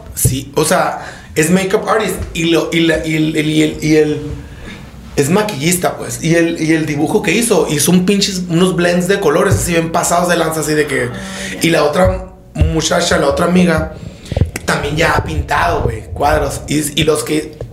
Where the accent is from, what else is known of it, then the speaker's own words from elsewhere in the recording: Sonora, Mexico; soy de Sonora